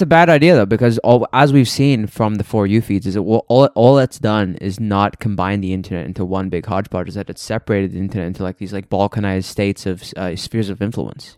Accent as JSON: {"language": "English", "country": "Australia", "moved": "yes", "said": "I'm from Australia"}